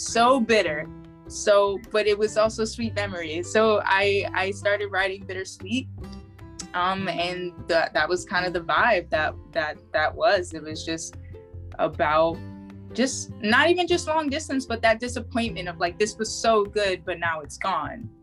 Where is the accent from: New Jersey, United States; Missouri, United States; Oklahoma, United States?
New Jersey, United States; Maplewood; also born or lived in Boston; I was born in Maplewood, New Jersey.